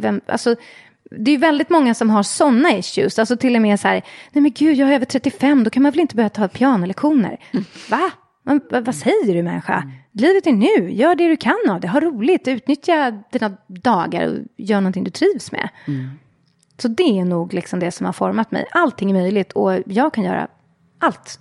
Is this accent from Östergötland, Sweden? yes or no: no; Stockholm, Stockholm County, Sweden; Jag är uppvuxen i eh, Hässelby, Vällingby i Västerort